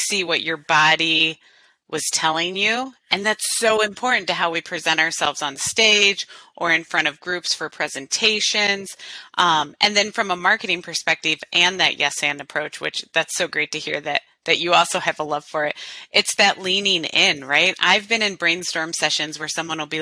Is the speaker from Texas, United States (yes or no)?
no; Illinois, United States; moved away; also born or lived in Las Vegas; I grew up in Illinois